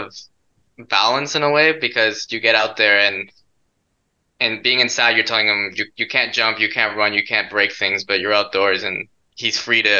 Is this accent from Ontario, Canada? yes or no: yes; Ontario, Canada; moved away; I grew up in Ontario